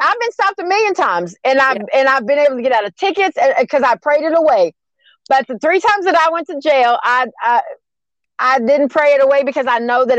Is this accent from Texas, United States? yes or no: yes; Garland, Texas, United States; I'm from Garland, Texas